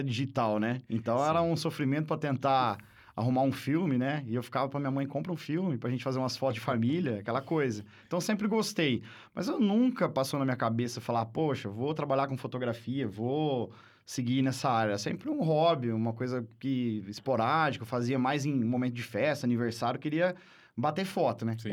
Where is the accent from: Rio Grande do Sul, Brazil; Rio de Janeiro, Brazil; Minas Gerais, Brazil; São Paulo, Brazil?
São Paulo, Brazil; Barra Bonita; now in Marília, Brazil; eu não sou de Marília, né? É. Eu nasci em Barra Bonita, para quem não conhece, aqui é uma cidade turística aqui perto de Jaú, Barra, é, Bauru, ali, aquela região. E lá, minha infância toda